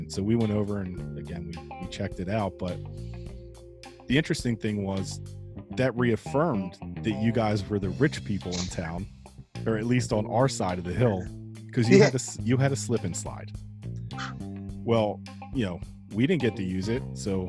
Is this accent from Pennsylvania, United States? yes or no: yes; West Country, Pennsylvania, United States; I grew up in West Country when it was poor, right?